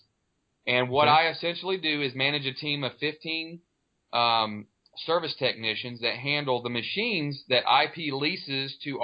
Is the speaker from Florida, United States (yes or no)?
yes; Florida, United States; I'm born and raised in Florida